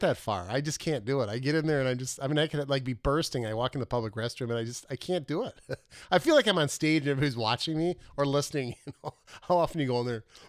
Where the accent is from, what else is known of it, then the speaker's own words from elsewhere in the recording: Minnesota, United States; I am from Minnesota